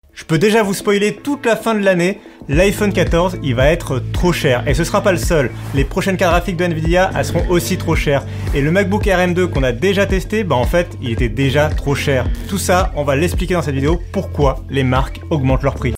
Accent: France; chez nous en France

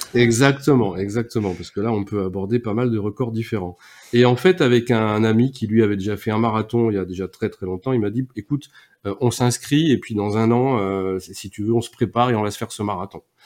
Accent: Nantes, Pays de la Loire, France; also born or lived in Toulouse area; now in Toulouse, France; je suis euh, moi aussi breton d'origine. Je sais que ça en fait rire souvent, euh, pas mal, parce que je suis breton de Nantes

